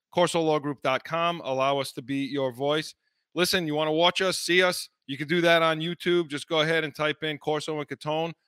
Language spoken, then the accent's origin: English; North Providence, Rhode Island, United States; I grew up in North Providence